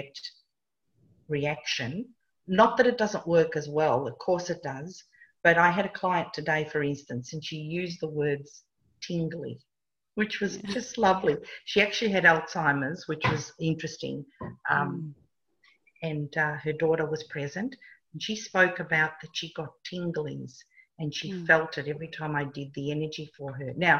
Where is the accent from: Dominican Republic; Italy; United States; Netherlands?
Italy; English is a second language; moved away; I'm Italian